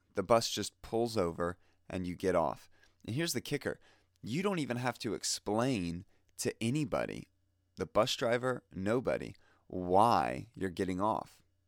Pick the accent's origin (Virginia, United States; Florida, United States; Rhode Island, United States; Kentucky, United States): Florida, United States; Fort Lauderdale; I grew up in Fort Lauderdale